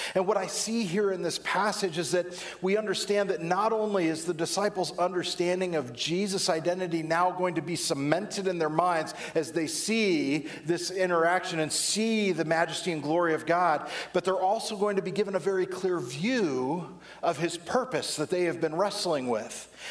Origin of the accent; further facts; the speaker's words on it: Southern California, United States; When I was a kid, I can remember growing up in Southern California